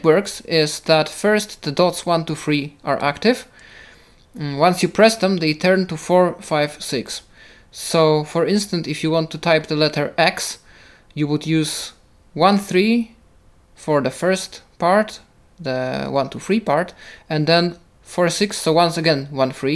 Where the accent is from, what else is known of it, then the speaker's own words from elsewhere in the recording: Poland; first language Polish; English is a second language; For me, it's Polish, I guess, because that's my native language, so I use it the most